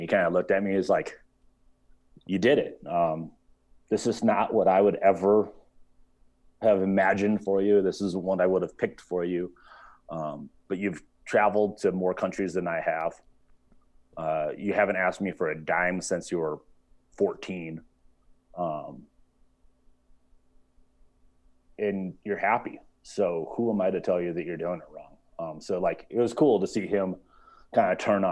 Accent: United States; what I was brought up with here in the States

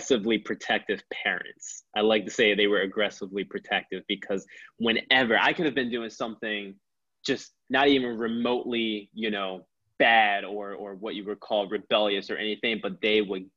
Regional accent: Philadelphia, Pennsylvania, United States; I've lived through so many different experiences growing up in Philly

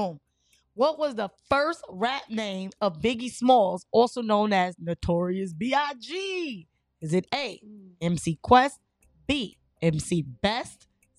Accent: New York City, New York, United States; I'm from Brooklyn

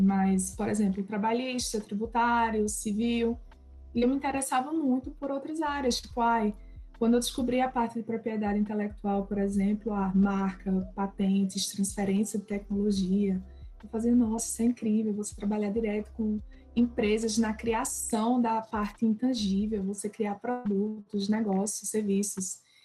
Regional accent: Bonito, Pernambuco, Brazil; moved away as an adult; also born or lived in Caruaru / Recife; eu sou pernambucana, sou de Bonito, do interior, não nasci na capital, apesar de muita gente achar que eu estudei lá. É, passei minha vida inteira em Bonito

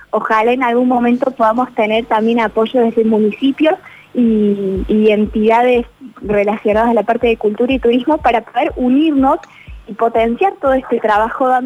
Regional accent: Argentina; Y creo que en eso cambia, que yo ya no, no soy … su individualidad, sino que soy … Argentina y somos los 45 millones soñando con la misma banda y con la misma corona.

